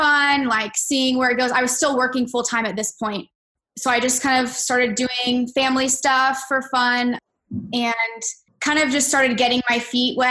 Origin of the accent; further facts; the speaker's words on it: Orlando, Florida, United States; I grew up in Orlando. I've lived here my whole life.